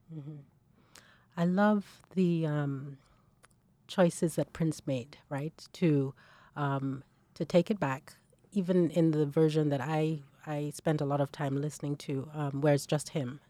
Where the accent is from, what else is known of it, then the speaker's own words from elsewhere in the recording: Nigeria; moved away as an adult; as a young, as a young woman, um, growing up in Nigeria. So I was in Nigeria